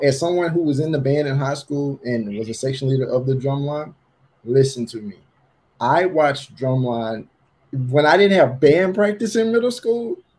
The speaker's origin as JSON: {"language": "English", "town": "Jackson", "region": "Mississippi", "country": "United States", "said": "I'm from Jackson."}